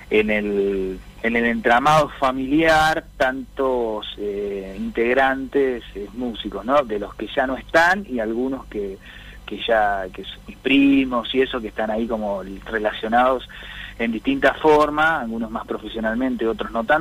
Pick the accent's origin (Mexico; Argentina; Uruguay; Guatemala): Argentina; Azul, Buenos Aires Province; yo me crecí en una zona rural, ¿no? Bastante alejado, como decís vos, de las en las afueras de la barriga, bastante, bastante afuerita, ya eso era más partido de azul, y bueno, y ahí, y ahí crecí